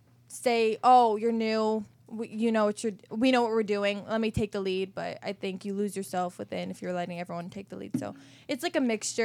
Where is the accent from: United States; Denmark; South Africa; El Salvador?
United States; Potomac, Maryland; now in Los Angeles, United States; Yeah, Potomac, Maryland.